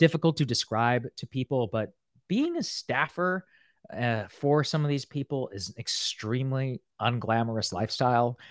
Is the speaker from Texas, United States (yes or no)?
yes; College Station, Texas, United States; moved away; also born or lived in Qatar; I grew up in College Station, Texas